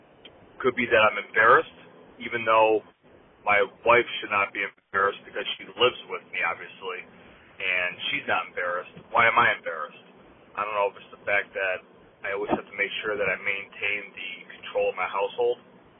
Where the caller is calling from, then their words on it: Buffalo, New York, United States; I'm calling from Buffalo, New York.